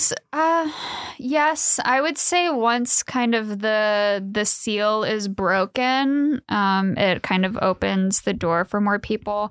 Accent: Ohio, United States; moved away as an adult; now in Fullerton, United States; I am from the Yeehaw town of Ohio

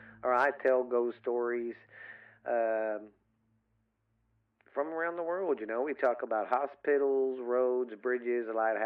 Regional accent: the South, United States; I'm from the South

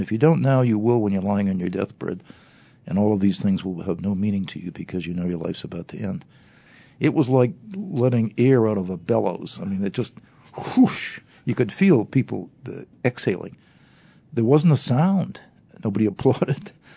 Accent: United States; I grew up in America

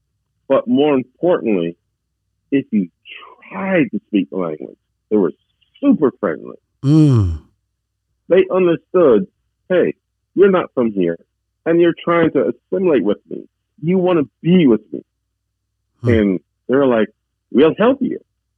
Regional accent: Jamaica; also born or lived in United States / Canada / Atlanta / Norfolk; Well, I was born in the United States of America. I was raised in Jamaica, West Indies. And then I went to Canada.

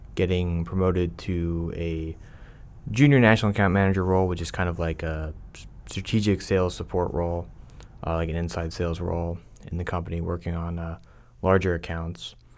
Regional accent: Pennsylvania, United States; moved away as an adult; also born or lived in Tampa, Florida; now in Dallas, United States; I'm originally from Pennsylvania

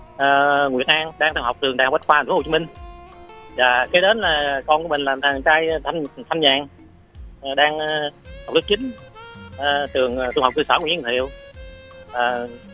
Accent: Vinh Huu, Go Cong Tay, Tiền Giang, Vietnam; từ Vĩnh Hữu và Công Tây Tiền Giang

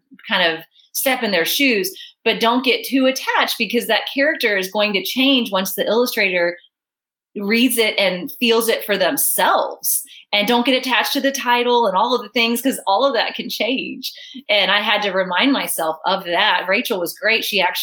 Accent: Virginia, United States; now in Dallas, United States; I grew up in Virginia too

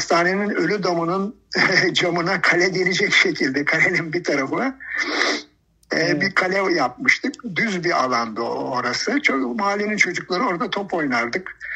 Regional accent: Rize Province, Turkey; also born or lived in Samsun; 1956 yılında Samsun'da doğdum, doğmuşum. Ee, daha sonra kendimi ilk hatırladığım yer Rize'dir.

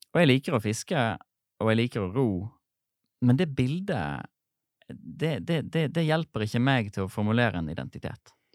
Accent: Sotra, Vestland, Norway; Jeg har vokst opp på Sotra utenfor Bergen

